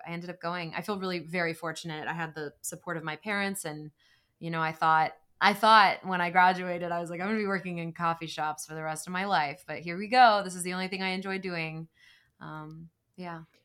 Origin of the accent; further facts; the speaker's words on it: Greenville, North Carolina, United States; moved away as an adult; now in Los Angeles, United States; I grew up in Greenville.